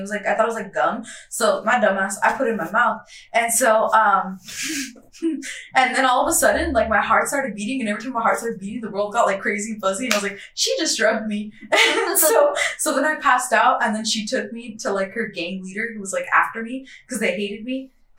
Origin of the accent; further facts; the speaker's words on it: Fresno, California, United States; was there who like from like Fresno, and I was like, hey, what are you doing here? Because it was in my hometown